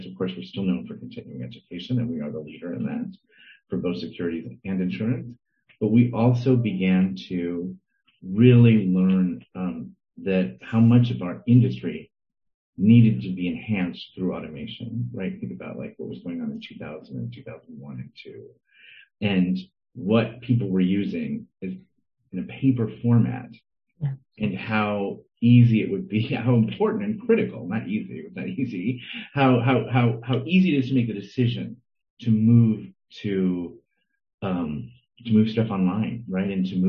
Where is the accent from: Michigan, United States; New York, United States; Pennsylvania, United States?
New York, United States; also born or lived in St. Louis; because I grew up in New York, but I was born in St. Louis and my parents were, and I spent a lot of my summers there